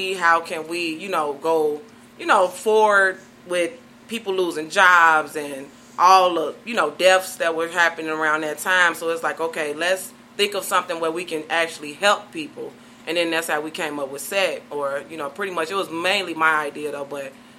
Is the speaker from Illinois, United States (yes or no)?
yes; Chicago, Illinois, United States